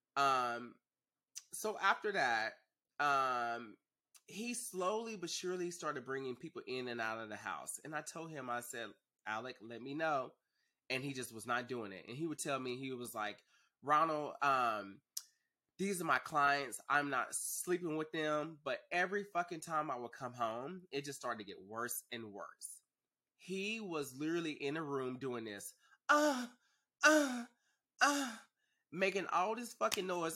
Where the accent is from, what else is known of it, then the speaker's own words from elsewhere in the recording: Dallas, Texas, United States; moved away as an adult; now in Los Angeles, United States; I'm originally from Dallas